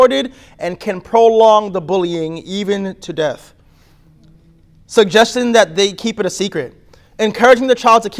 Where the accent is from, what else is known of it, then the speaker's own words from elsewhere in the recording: New York City, New York, United States; I'm from New York.